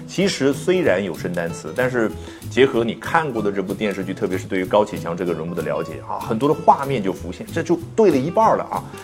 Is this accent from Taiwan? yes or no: no; China; 我们中国人